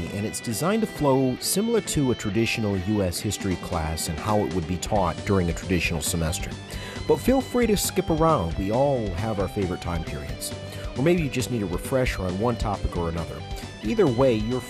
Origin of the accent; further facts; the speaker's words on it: Flint, Michigan, United States; moved away as an adult; also born or lived in East Lansing, Michigan; now in Texas, United States; I grew up in Flint, Michigan, and I moved to Texas in 2009.